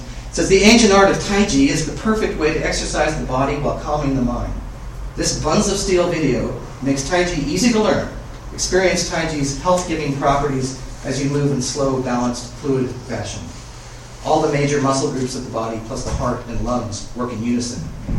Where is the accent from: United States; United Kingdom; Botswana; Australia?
United Kingdom; accent: British; While I was in Canada, I was picked on quite a bit because I'm part Indian, you know, East Indian, not North American Indian, and because of my British accent.